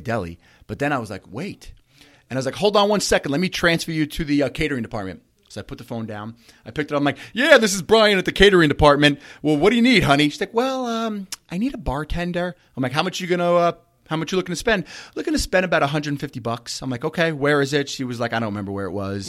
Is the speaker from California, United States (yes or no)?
no; Bellmore, Wantagh, Merrick, New York, United States; I grew up in Belmore, Wantaw, Merrick